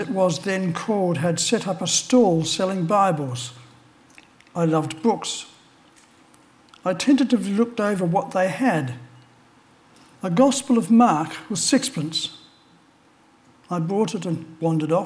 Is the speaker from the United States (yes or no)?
no; Australia; I was born in Australia